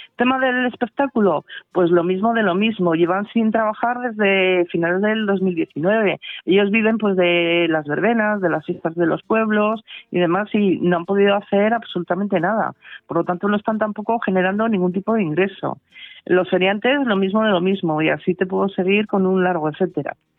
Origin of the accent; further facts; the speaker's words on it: Asturias, Spain; now in Valladolid, Spain; soy asturiana, aunque estoy afincada en Valladolid desde hace muchos años